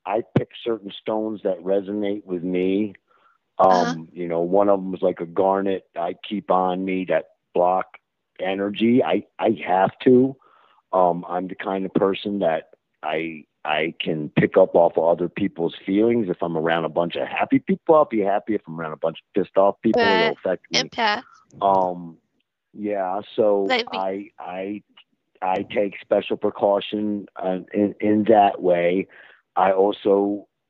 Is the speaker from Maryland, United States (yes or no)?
yes; Baltimore, Maryland, United States; I was born in Baltimore